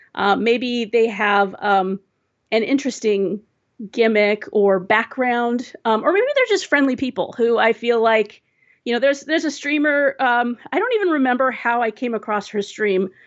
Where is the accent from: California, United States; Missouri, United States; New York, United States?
California, United States; Southern; also born or lived in Seattle area; now in Seattle, United States; I was, uh, born and raised in Southern California, and, um, one of the, the biggest, uh, tragedies of moving up to the Seattle area